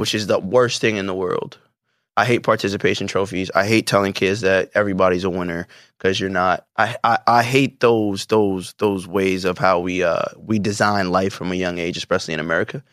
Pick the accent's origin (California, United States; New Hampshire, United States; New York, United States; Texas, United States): New York, United States; as a New Yorker